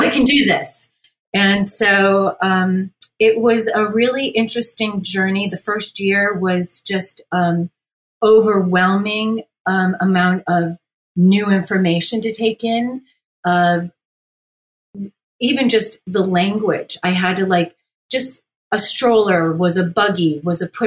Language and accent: English; Utica, New York, United States; I'm from Utica, New York.